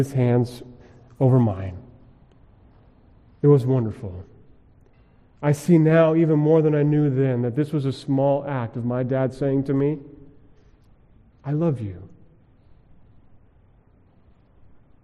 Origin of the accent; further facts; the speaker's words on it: Colorado, United States; Growing up in Colorado, we went skiing a lot.